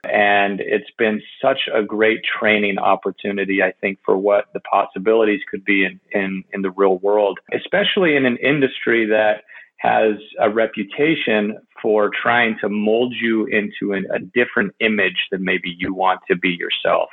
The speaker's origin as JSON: {"language": "English", "region": "California", "country": "United States", "tie": "born or raised there", "said": "I grew up in California, so I grew up going to Disneyland"}